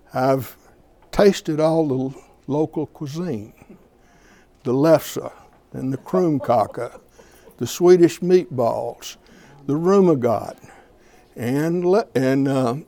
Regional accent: Alabama, United States; moved away as an adult; now in Minnesota, United States; I'm originally from Alabama, but I've lived here longer than I've ever lived in Alabama. I came up here in 1971

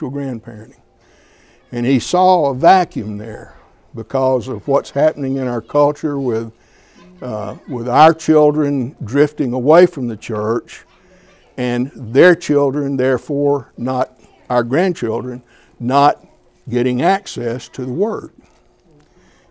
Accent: Alabama, United States; moved away as an adult; now in Minnesota, United States; I'm originally from Alabama, but I've lived here longer than I've ever lived in Alabama. I came up here in 1971

